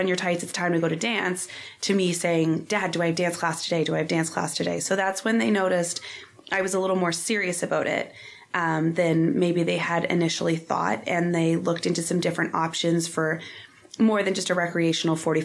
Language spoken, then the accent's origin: English; Lower Sackville, Nova Scotia, Canada; I grew up here in Lower Sackville in Nova Scotia. I born and raised, I still live only a couple streets away from my parents.